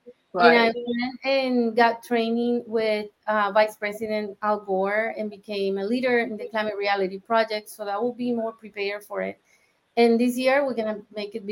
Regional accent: Colombia; moved away; I am originally from Colombia.

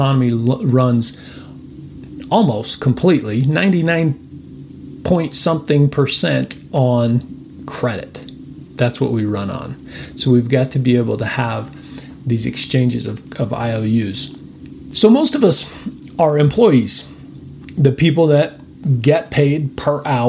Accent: United States; as American citizens

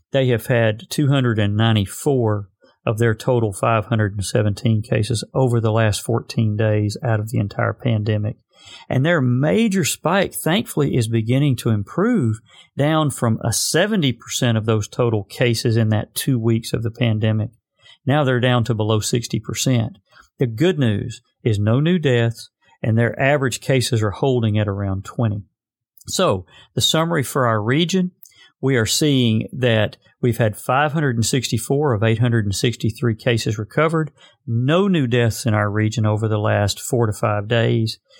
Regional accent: Arkansas, United States; my home state of Arkansas

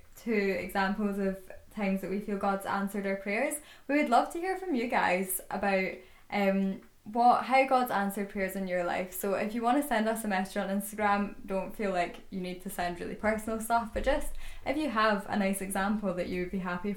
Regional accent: Scotland, United Kingdom; We grew up in the Church of Scotland.

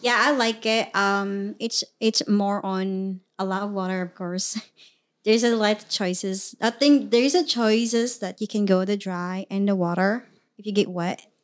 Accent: Mindanao, Philippines; English is a second language; moved away as an adult; now in United States; I was originally from the Philippines, born and raised in the Philippines

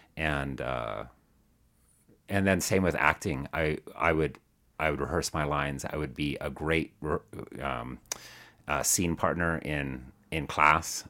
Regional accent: Tucson, Arizona, United States; also born or lived in Chandler, Arizona; now in Denver, United States; I grew up in Arizona, so, um, mostly, uh, well, kind of various places. I was, um, Tucson when I was, I think we moved there when I was four

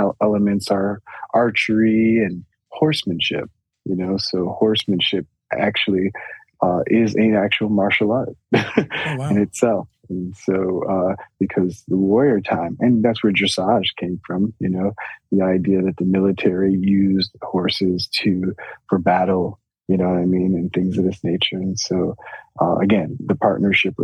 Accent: Chicago, Illinois, United States; I'm from Chicago, born and raised

